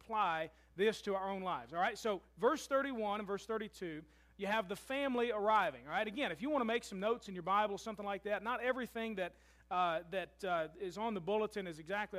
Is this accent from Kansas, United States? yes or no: no; Louisville, Kentucky, United States; moved away as an adult; now in Murray, United States; I'm from Louisville